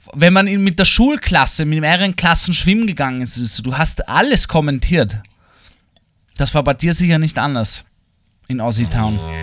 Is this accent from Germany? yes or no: no; Vienna, Austria; Für mich als Wiener